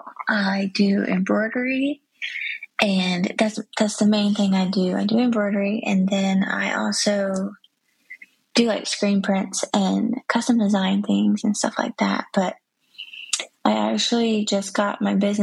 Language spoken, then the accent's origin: English; Georgia, United States; moved away as an adult; now in South Carolina, United States; I was born and raised in Georgia.